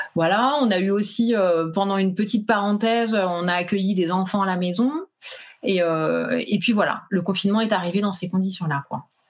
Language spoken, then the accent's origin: French; Île-de-France, France; moved away as an adult; also born or lived in Pyrenees; Nous, à la base, on est d'Île-de-France